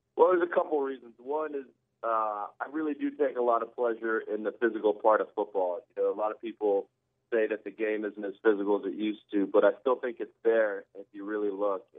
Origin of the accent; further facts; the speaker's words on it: Southern California, United States; moved away as an adult; now in New Orleans, United States; I'm from Southern California, so I'm a little spoiled with the weather.